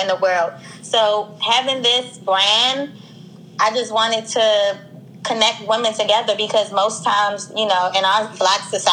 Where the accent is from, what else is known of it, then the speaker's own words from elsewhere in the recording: Washington, District of Columbia, United States; I'm from Washington, D.C.